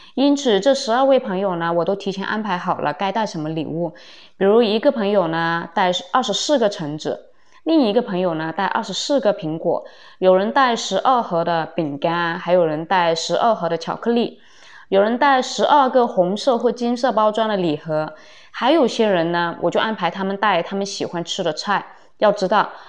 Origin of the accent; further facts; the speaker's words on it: Guangdong, China; moved away as an adult; now in Pakistan; 反正是按照我们广东这边的习俗是，每一个已经有工作的人都需要给长者，呃，发红包